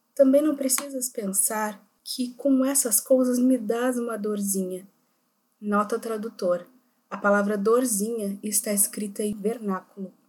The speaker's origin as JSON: {"language": "Portuguese", "region": "Rio Grande do Sul", "country": "Brazil", "said": "somos gaúchos, estudantes da Universidade Federal do Rio Grande do Sul"}